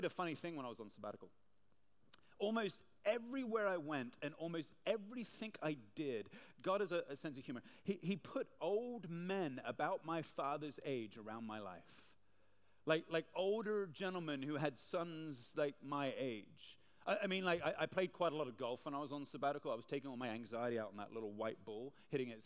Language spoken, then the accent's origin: English; Hong Kong; Now, I'm from Hong Kong. I've lived here most of my life.